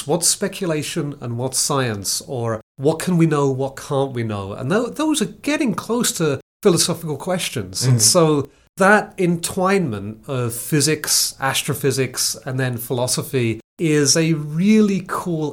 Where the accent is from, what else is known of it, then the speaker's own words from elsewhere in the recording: Billericay, East of England, United Kingdom; now in San Antonio, United States; I was born in Billericay, which is a faintly sounding town on the east side of London